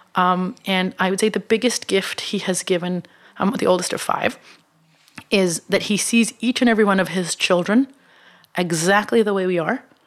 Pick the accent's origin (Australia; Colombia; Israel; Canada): Israel; moved away as an adult; now in United States; I come from Israel, which is not in my mind, the best place on earth, uh, but is a small market